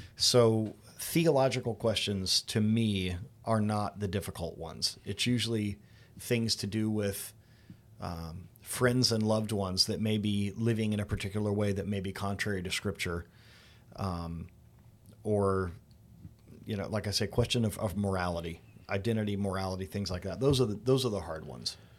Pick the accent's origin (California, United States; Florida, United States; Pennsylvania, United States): Florida, United States; Daytona Beach; also born or lived in Indiana; I was born here in Daytona Beach, Florida, but, uh, while my parents went to seminary, we lived in Indiana for a little bit. moved back in the late eighties